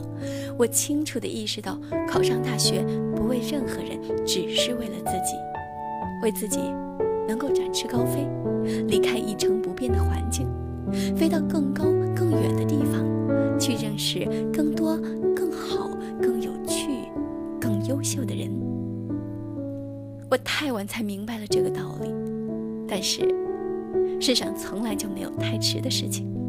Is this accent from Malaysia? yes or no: no; Chenzhou, Hunan, China; 我的家乡在湖南郴州，那是一个小的不起眼的城市。生活了十几年，周围的同学和熟人都是一样的，亲戚朋友也是一样的